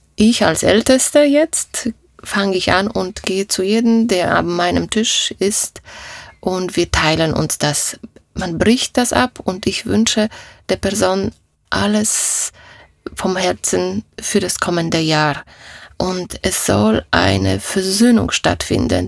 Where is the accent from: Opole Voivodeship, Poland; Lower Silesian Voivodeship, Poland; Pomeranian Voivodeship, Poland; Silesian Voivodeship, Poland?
Opole Voivodeship, Poland; Opole; first language Polish; German is a second language; moved away as an adult; now in Germany; ich komme aus, aus Oberschlesien, sagt man heute, ja. Oberschlesien, das war Opole. Ich bin in Deutschland schon 35 Jahre. Da war ich 20 Jahre alt, da kam ich nach Deutschland.